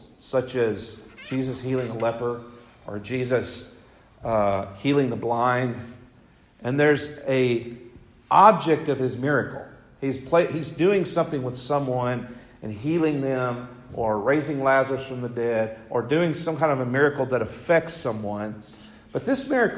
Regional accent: West Tennessee, United States; I was raised in West Tennessee

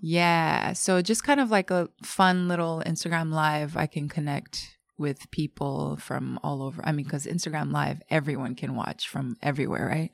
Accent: Japan; also born or lived in New York; I was born and raised in Japan

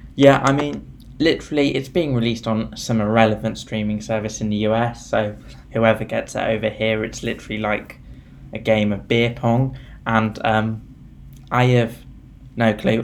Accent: United Kingdom; We're both British

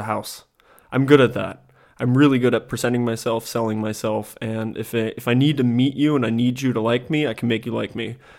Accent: Germany; born there; also born or lived in United States; So I'm half German and I'm half American. That's why I speak fluent English and fluent German. And that's because my mom is American, my dad German, and I was born in Germany and spent the first couple years of my life in Germany.

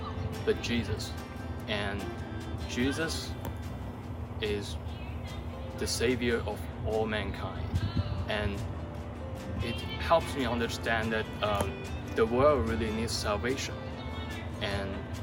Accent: China; now in United States; I'm from China

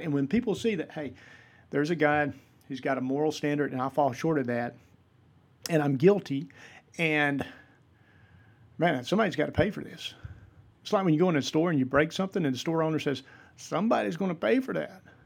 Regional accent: Vidalia, Georgia, United States; moved away as an adult; now in West Georgia, United States; I am originally from Vidalia, Georgia. I'm currently living in the West Georgia area

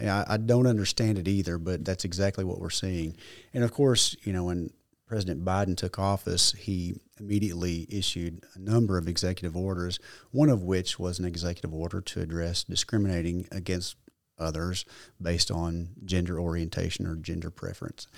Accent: Leachville, Arkansas, United States; also born or lived in Paragould, Arkansas / Jonesboro, Arkansas / Little Rock, Arkansas; My mother, brother, and I moved in with my grandmother in Leachville, so I grew up in Mississippi County

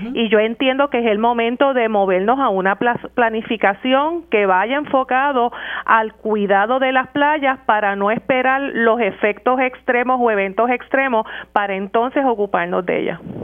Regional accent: Puerto Rico; nosotros como puertorriqueños

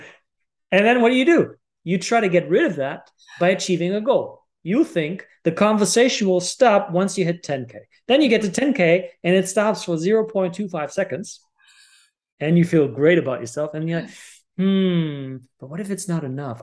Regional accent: Germany; I was born and raised in Germany

